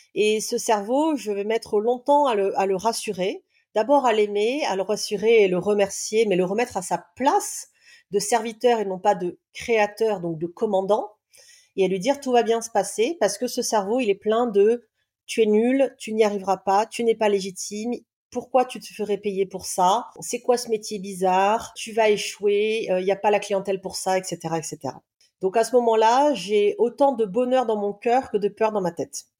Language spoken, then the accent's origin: French; Réunion, France; also born or lived in south of France; Je suis native du sud de la France. Ensuite, j'ai grandi à l'île de la Réunion